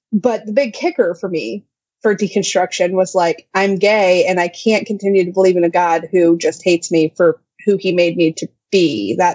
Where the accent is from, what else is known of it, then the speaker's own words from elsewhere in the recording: Midwest, United States; I'm such a Midwesterner.